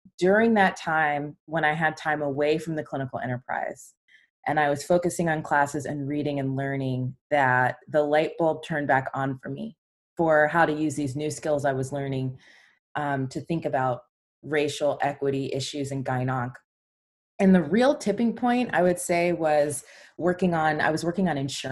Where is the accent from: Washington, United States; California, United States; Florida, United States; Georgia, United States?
Georgia, United States; Atlanta; moved away as an adult; now in Seattle, United States; I am originally from Atlanta, and that's where I grew up